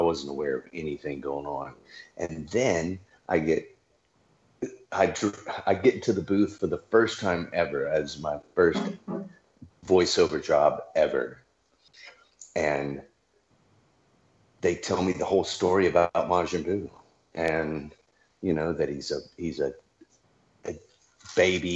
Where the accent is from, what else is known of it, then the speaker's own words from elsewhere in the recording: Louisiana, United States; I'm from Louisiana